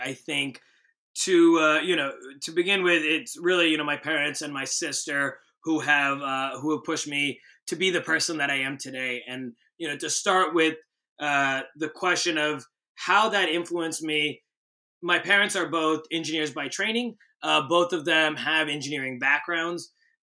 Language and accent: English; Boston, Massachusetts, United States; moved away as an adult; now in San Francisco, United States; I grew up in the Boston area.